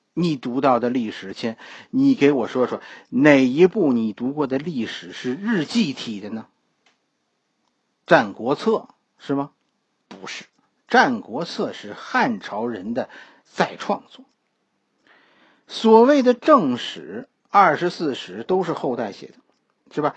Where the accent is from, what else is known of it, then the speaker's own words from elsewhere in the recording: China; 我们中国人的文化其实包括三种崇拜